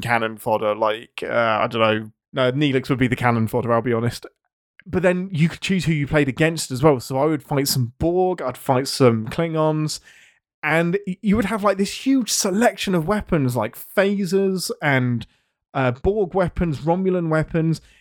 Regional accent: England, United Kingdom; I'm English

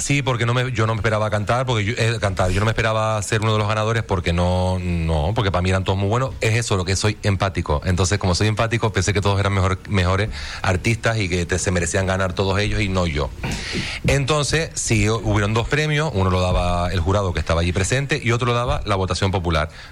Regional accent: Tenerife, Canary Islands, Spain; now in Fuerteventura, Spain; soy de Tenerife

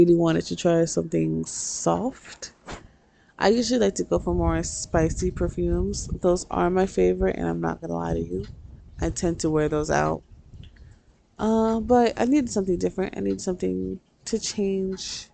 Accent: New York, United States; I'm from New York

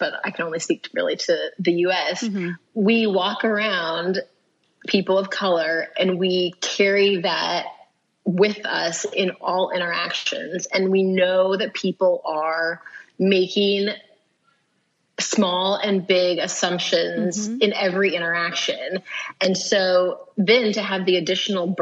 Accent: Kansas, United States; I'm from here. I'm from the U.S. I'm from Kansas

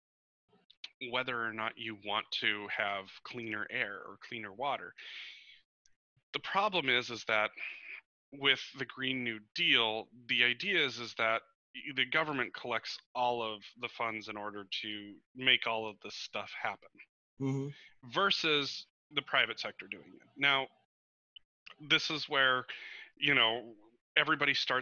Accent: Montana, United States; growing up in Montana, where I always considered myself a conservationist

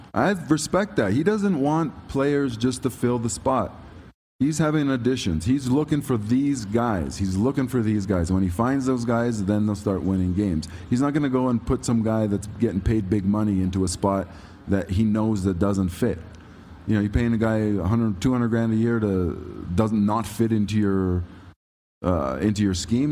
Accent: Toronto, Ontario, Canada; I'm from Toronto

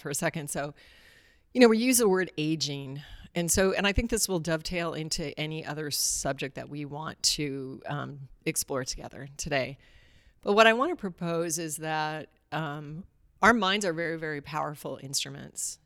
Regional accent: Alaska, United States; I grew up in Alaska

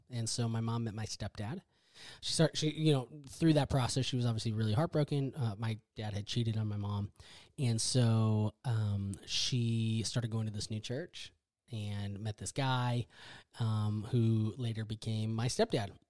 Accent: Wisconsin, United States; now in Texas, United States; so I grew up in Wisconsin. I'm a Midwest corn fed boy. Um, a badger, a badger. I grew up in Wisconsin.

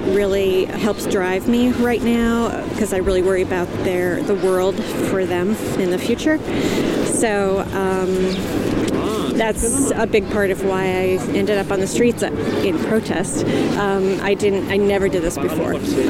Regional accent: Windsor, Connecticut, United States; I'm from Windsor, Connecticut. I'm in my 50s.

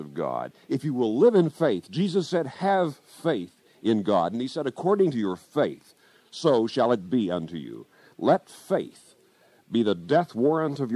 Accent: Kansas, United States; my home state of Kansas

